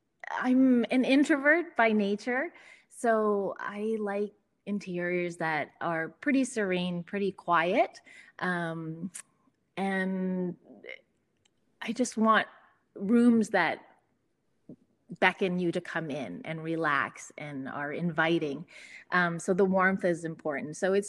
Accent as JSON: {"language": "English", "town": "Calgary", "region": "Alberta", "country": "Canada", "tie": "born or raised there", "said": "parents divorced, my mother moved us to the middle of the prairies in Canada when I was about six. So I grew up here in Calgary."}